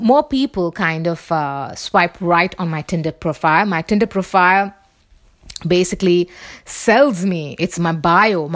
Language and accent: English; Mumbai, Maharashtra, India; accent: Bombay accent; moved away as an adult; my accent will still be the Bombay accent, you know, from where I come from.